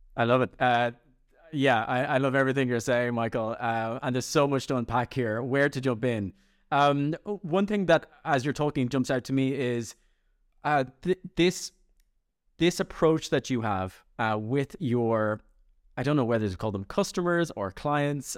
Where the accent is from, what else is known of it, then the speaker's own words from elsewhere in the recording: Ireland; I'm Irish